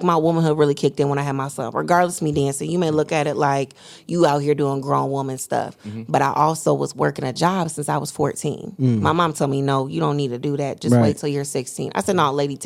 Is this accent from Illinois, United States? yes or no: yes; Loves Park, Illinois, United States; I grew up in Lois Park.